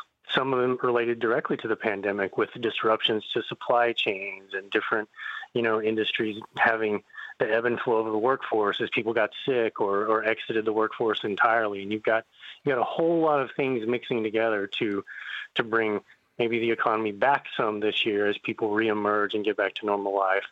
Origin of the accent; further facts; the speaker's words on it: Texas, United States; now in Northeast, United States; I grew up in Texas in a small town